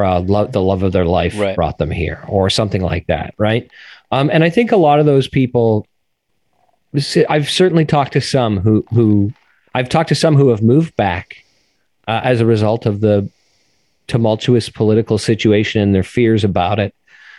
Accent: Canada; moved away as an adult; also born or lived in Toronto; now in Washington, D.C., United States; And that's just such a foreign sentiment to me as a Canadian.

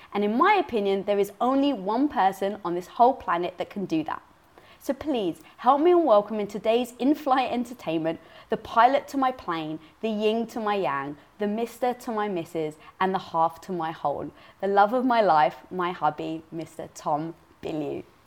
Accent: London, United Kingdom; born or raised there

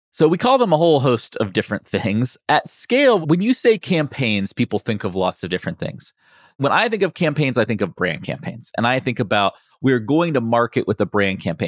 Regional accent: West Virginia, United States; moved away; I grew up in West Virginia

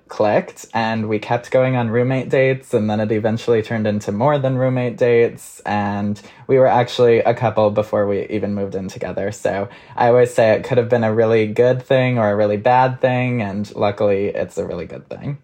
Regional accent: Minnesota, United States; now in New York, United States; I'm from Minnesota

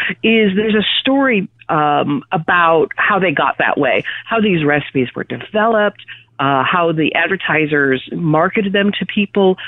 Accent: Wisconsin, United States; growing up in Wisconsin, Canada light, as we usually like to say. We grew up with these recipes

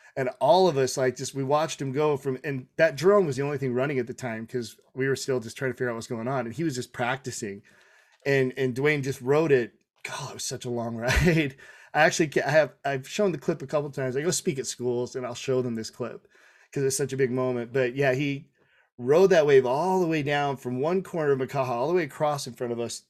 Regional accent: Tonga; I'm Tongan

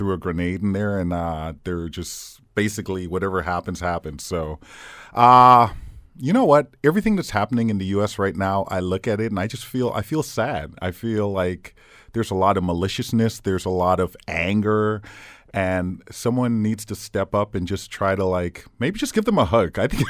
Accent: Fort Lauderdale, Florida, United States; now in Hamilton, Canada; I'm from Fort Lauderdale, Florida.

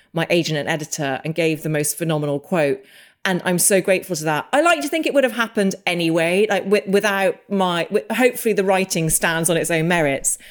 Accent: England, United Kingdom; also born or lived in Los Angeles; as an English person

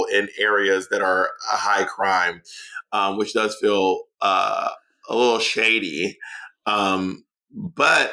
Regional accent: Atlanta, Georgia, United States; also born or lived in New York City; now in Los Angeles, United States; I'm from Atlanta. I lived in New York City for 12 years.

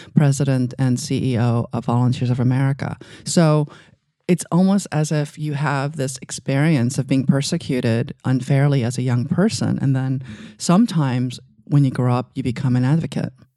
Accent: New York City, New York, United States; also born or lived in Asia; when I was growing up in Queens

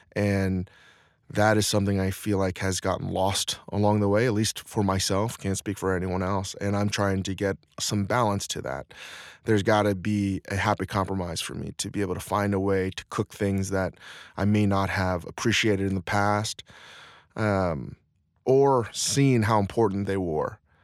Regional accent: Northern Virginia, United States; I was raised in the Northern Virginia, D C area

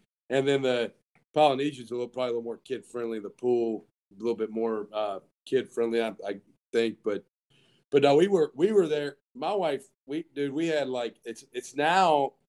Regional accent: the South, United States; Brad's from the Northeast, I'm from the South

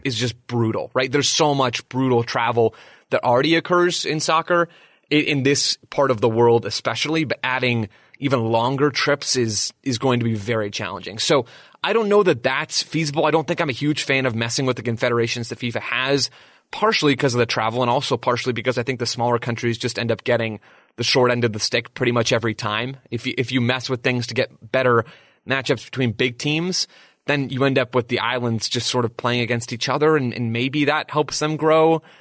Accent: United States; as an American

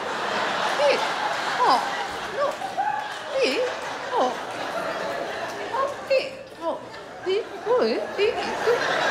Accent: Highland Park, Illinois, United States; I grew up in Highland Park.

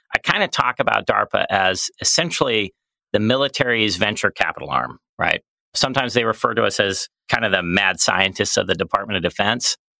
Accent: Colorado Springs, Colorado, United States; moved away as an adult; I grew up in Colorado Springs

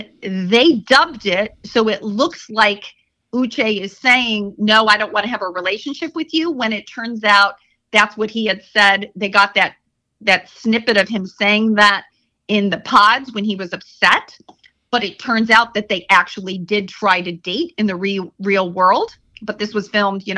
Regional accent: Chicago, Illinois, United States; moved away; I'm originally from Chicago

